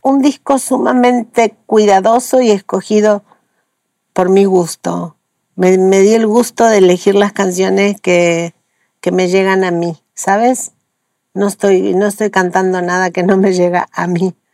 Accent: Patagonia, Argentina; moved away as an adult; now in Mexico; Yo nací en la Patagonia Argentina

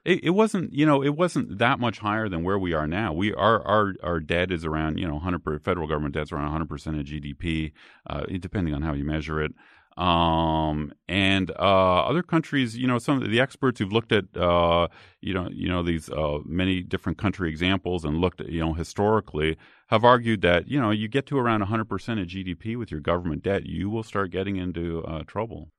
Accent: Canada; now in United States; I grew up in Canada

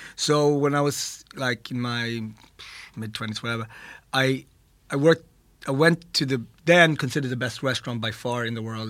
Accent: Ethiopia; I was born in Ethiopia, and our bread there is also a staple.

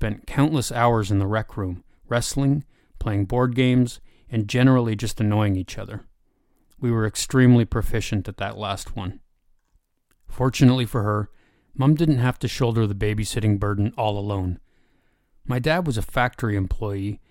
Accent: Canada; born or raised there

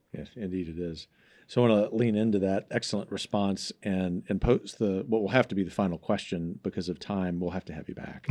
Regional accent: Gulf Coast, United States; growing up on the Gulf Coast where I've seen the, the, the bayou in my home city flow backwards during hurricane

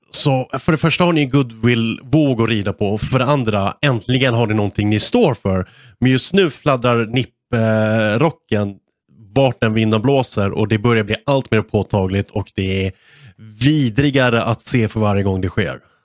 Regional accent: Sweden; som svensk

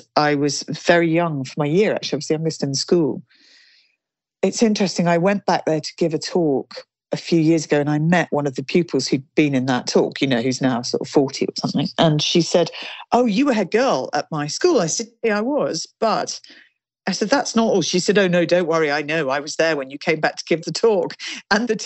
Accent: Kingsclere, South East England, United Kingdom; So I grew up in Kingsclere, in the village of Kingsclere. So Hampshire, Berkshire border

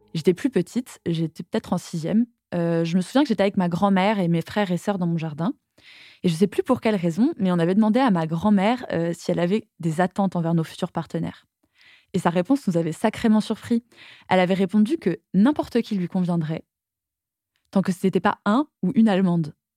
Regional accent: Toulouse, Occitania, France; j'ai grandi à Toulouse

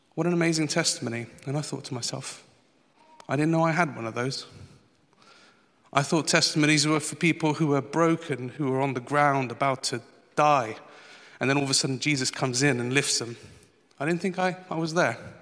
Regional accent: Portugal; moved away; I went back to the old country. I'm from Portugal.

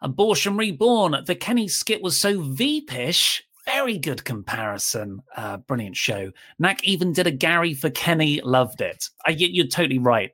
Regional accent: United Kingdom; I am British

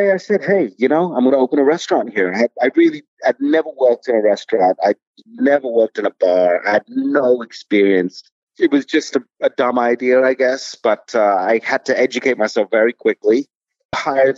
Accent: London, United Kingdom; now in Brooklyn, United States; I grew up in London

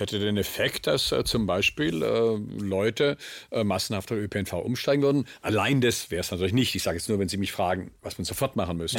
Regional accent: Swabia, Germany; ich bin Schwabe

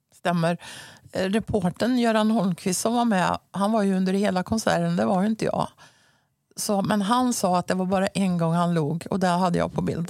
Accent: Mariestad, Västra Götaland, Sweden; accent: västgötska; moved away as an adult; also born or lived in Helsingborg; Jag är ju född och uppvuxen i Mariestad och nu ja. bor jag ju där igen så västgötskan

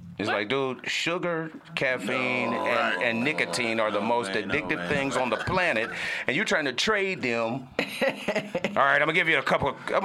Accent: Houston, Texas, United States; moved away; also born or lived in Atlanta; I come up out of Atlanta. I'm an Atlanta comedian. I'm born and raised in Houston, Texas

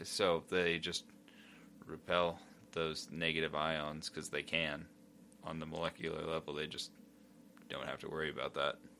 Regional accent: United States; I'm American.

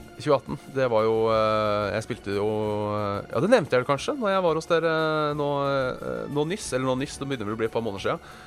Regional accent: Hønefoss, Buskerud, Norway; jeg er fra Hønefoss og ikke tok lappen da jeg var 18

